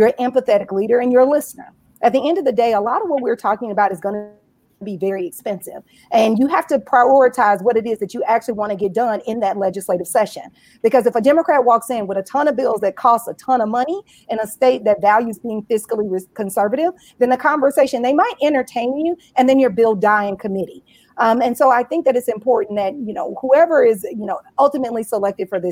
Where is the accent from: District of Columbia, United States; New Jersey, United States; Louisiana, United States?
Louisiana, United States; rural; moved away; also born or lived in Florida; I grew up in rural Louisiana